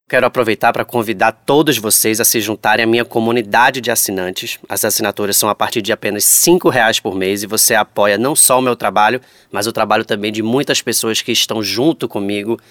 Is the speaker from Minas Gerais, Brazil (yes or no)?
no; Recife, Pernambuco, Brazil; moved away as an adult; also born or lived in Rio de Janeiro; voltar para minha cidade natal, Recife